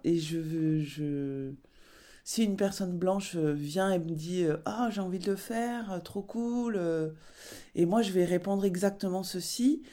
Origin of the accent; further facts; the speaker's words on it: Basque Country, Nouvelle-Aquitaine, France; j'ai grandi au Pays Basque